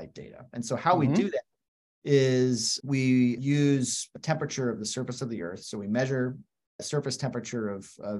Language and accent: English; Western United States, the Rockies, United States; now in Washington, D.C., United States; I spent a lot of time growing up in the Western United States, in the Rockies.